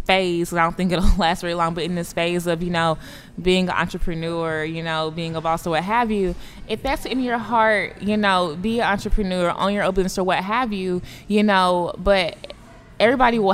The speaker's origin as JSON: {"language": "English", "region": "East Texas", "country": "United States", "tie": "born or raised there", "said": "when I grew up in East Texas, the high school that I went to was half African-American, half Caucasian"}